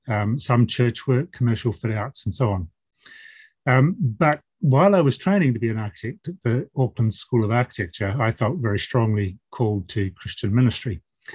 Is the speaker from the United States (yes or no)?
no; Malaysia; So I did part of my growing up in Malaysia, where I was a child of missionary parents.